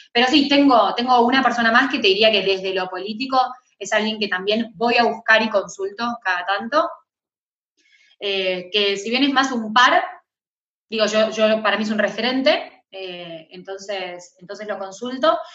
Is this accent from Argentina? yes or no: yes; Argentina